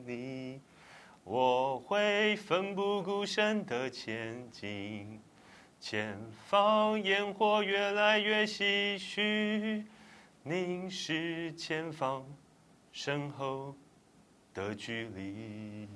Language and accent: Chinese; Taipei, Taiwan; 我土生土长台北人，啊，从小在台北出生长大